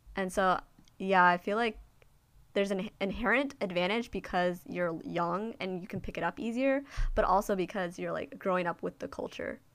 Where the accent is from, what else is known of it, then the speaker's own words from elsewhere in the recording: United States; being Asian American, um, especially, like, Chinese American in a Chinese speaking country